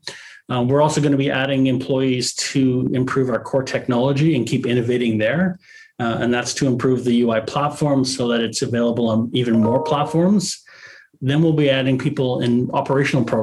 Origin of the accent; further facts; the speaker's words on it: Canada; as a Canadian